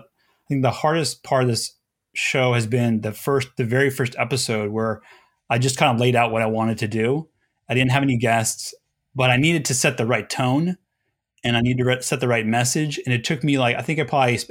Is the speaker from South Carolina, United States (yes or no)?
no; Los Angeles, California, United States; I grew up in Los Angeles